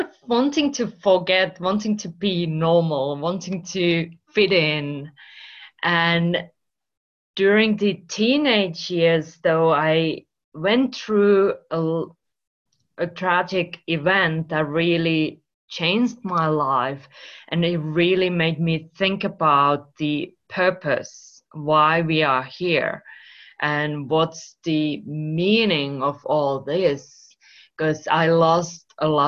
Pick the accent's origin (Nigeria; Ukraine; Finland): Finland; English is a second language; moved away as an adult; also born or lived in Spain / United Kingdom / United States / Australia; now in Marbella, Spain; I'm originally from Finland, if you wonder where this accent comes from